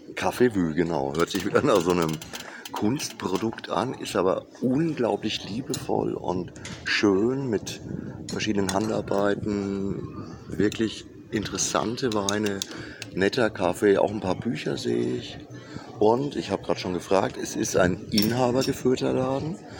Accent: Würzburg, Bavaria, Germany; als Würzburger

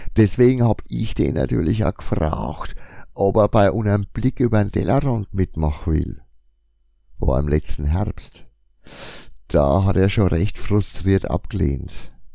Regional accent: Franconia, Bavaria, Germany; accent: Franconian; mit meinem fränkischen Dialekt

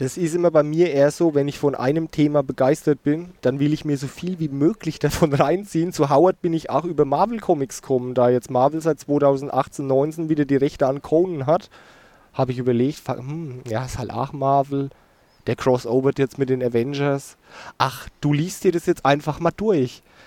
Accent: Rhön, Germany; ich in meiner Kindheit in der Edeka gekauft habe, in Burgadroth in der Rhön.

